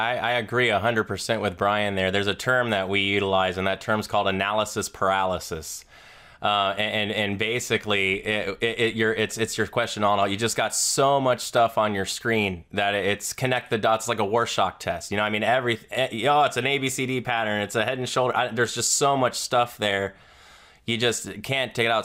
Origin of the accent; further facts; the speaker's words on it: Florida, United States; I'm a Southerner from Florida